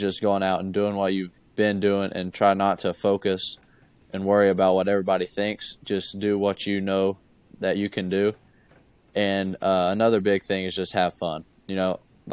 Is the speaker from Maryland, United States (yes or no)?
no; Kentucky, United States; growing up, I'm from Kentucky. I live an hour from Kentucky